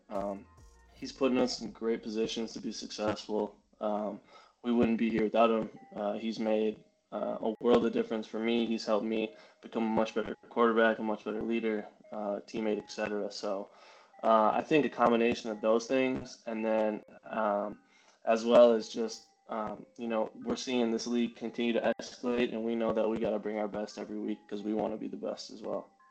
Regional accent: Minnesota, United States; I grew up in Minnesota

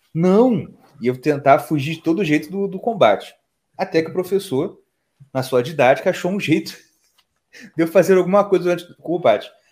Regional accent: Rio de Janeiro, Brazil; also born or lived in Nova Iguaçu; a gente que é do Rio de Janeiro, onde tudo é mais caro

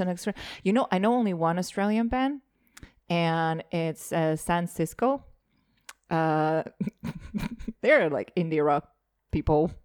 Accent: Rakvere, Lääne-Viru County, Estonia; moved away; also born or lived in Lasnamäe, Tallinn / Narva; When I was growing up in Rockwell

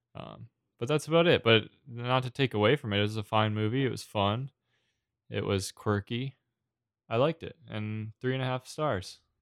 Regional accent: New England, United States; I grew up in New England, but I didn't grow up on the coast

